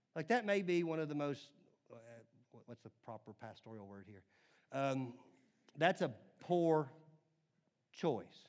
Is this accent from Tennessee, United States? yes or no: yes; Nashville, Tennessee, United States; growing up in Nashville, again, in the nineties